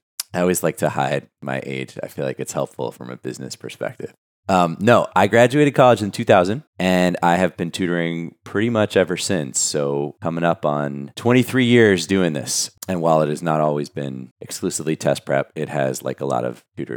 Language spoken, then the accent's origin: English; New York City, New York, United States; Born and raised in Brooklyn, New York.